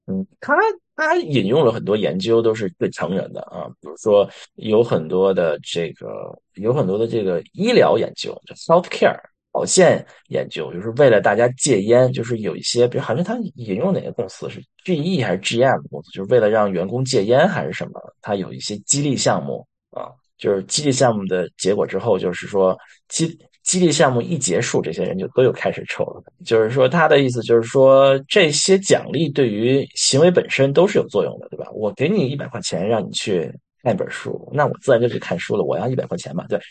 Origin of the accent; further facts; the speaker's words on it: China; 我们中国人